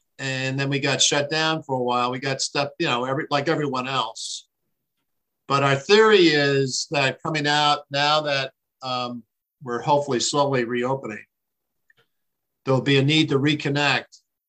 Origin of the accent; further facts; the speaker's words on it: Dunellen, New Jersey, United States; also born or lived in Green Brook, New Jersey / Somerville, New Jersey; My roots in the area, I grew up in Dunellen and Greenbrook, and then got married and moved to Somerville. But we, both sides of my family, have been around since the late 1800s, part of the Irish immigration post potato famine.